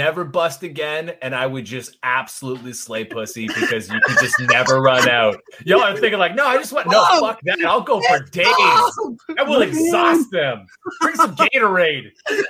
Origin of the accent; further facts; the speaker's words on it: Georgia, United States; It just says cousin because I'm already from Georgia.